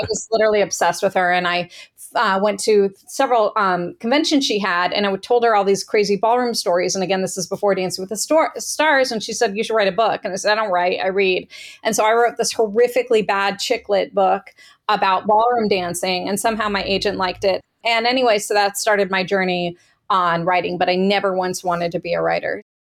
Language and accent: English; Marin County, California, United States; moved away as an adult; now in San Diego, United States; I was born in Marin County, um, and it was so glorious growing up there